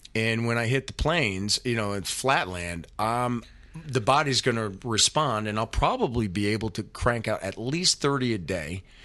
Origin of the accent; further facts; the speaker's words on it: Windsor, Connecticut, United States; now in California, United States; my hometown, Windsor, Connecticut